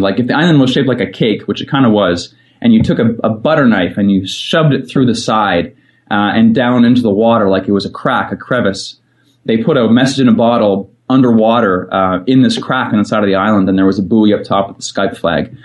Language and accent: English; Fredericton, New Brunswick, Canada; moved away as an adult; I am back in the beautiful city of Fredericton, which is actually where I grew up